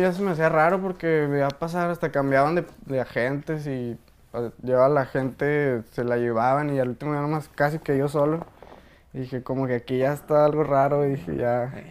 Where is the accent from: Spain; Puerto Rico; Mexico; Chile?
Mexico; Jerez, Zacatecas; Yo vengo de Jerez, soy, soy nacido de Jerez, Zacatecas, ahí, ahí mero